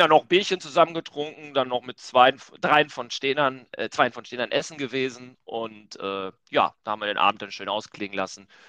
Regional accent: Hamburg, Germany; Aber äh, als Hamburger geht das nicht.

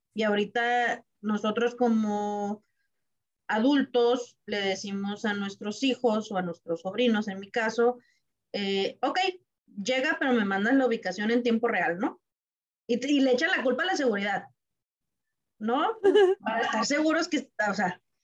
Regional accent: Tijuana, Baja California, Mexico; somos acá de Tijuana

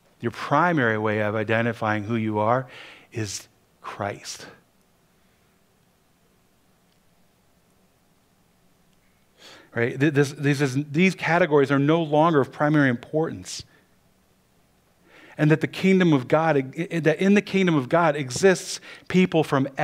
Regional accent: Cleveland, Ohio, United States; Growing up in Cleveland, Ohio

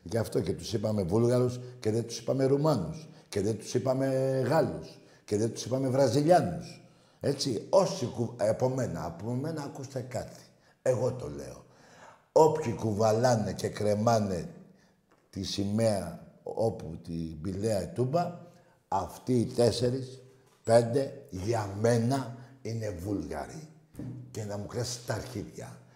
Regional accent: Piraeus, Attica, Greece; γιατί το άλλο που είμαστε κάποιοι από τον Πειραιά ε, λίγο είναι

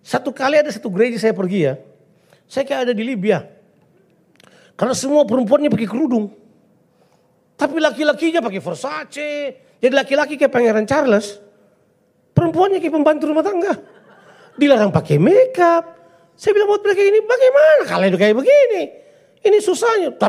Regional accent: Ambon, Maluku, Indonesia; Oke saya suka menyanyi, saya orang Ambon.

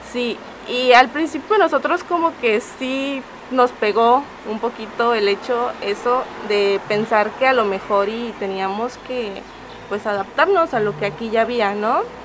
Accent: San Pedro Pochutla, Oaxaca, Mexico; Yo soy de San Pedro Pochutla

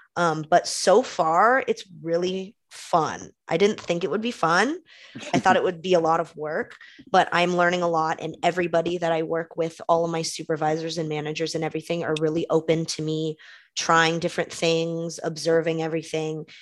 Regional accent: Concord, California, United States; the East Bay, kind of where I grew up in Concord, that area

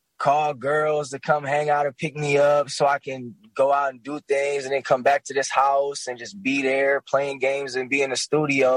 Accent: Grand Rapids, Michigan, United States; also born or lived in Kalamazoo, Michigan; I'm from Grand Rapids, Michigan, the mighty Midwest itself. I grew up actually a little bit in Kalamazoo, Michigan

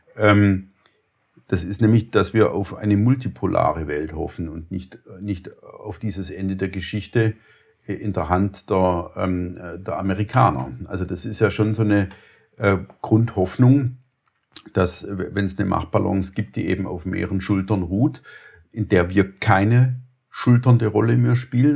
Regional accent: Germany; als, als Deutsche

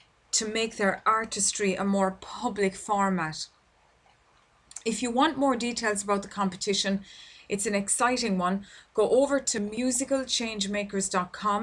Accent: Ireland; here in my home country in Ireland

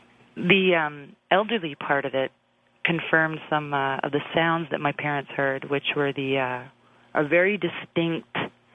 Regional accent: Brampton, Ontario, Canada; now in Toronto, Canada; a house I grew up in Brampton.

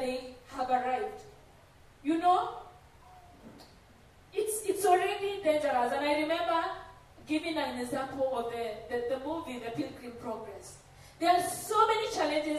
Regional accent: Rift Valley, Kenya; I come from the Rift Valley

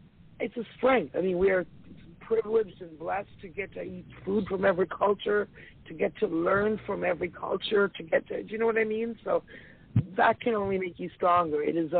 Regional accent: Toronto, Ontario, Canada; I grew up in Toronto

